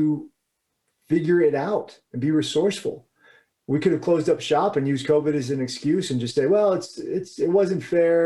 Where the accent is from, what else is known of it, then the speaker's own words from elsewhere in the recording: Springfield, Virginia, United States; I'm a guy from Washington, D.C., from Springfield, Virginia, that area.